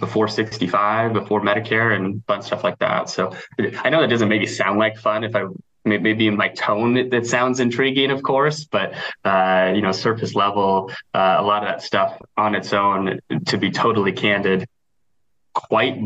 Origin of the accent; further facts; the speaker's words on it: Nebraska, United States; I grew up in Nebraska